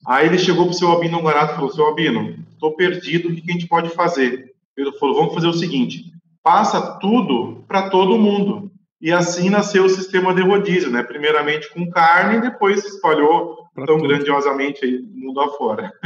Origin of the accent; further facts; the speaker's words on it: Guaíba, Rio Grande do Sul, Brazil; also born or lived in São Bernardo do Campo / Pelotas; quando eu tinha 40 dias de vida, meu pai e minha mãe voltaram a morar no Rio Grande do Sul, né, na cidade de Guaíba